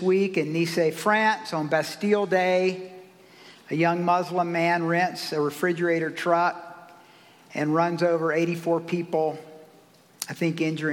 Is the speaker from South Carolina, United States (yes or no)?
yes; South Carolina, United States; I grew up in the South, so I have felt that before for sure. I remember when we integrated schools in 1970 in South Carolina and I was going into the 7th grade